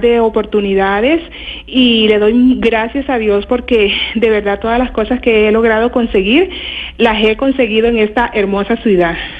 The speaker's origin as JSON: {"language": "Spanish", "town": "Riohacha", "region": "La Guajira", "country": "Colombia", "moved": "as an adult", "lives_now": "Bogotá, Colombia", "said": "yo soy de La Guajira"}